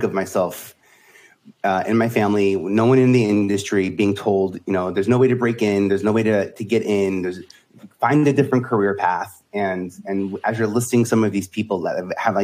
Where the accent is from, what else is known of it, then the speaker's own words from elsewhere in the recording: New York City, New York, United States; I am born and raised in Staten Island, living in Brooklyn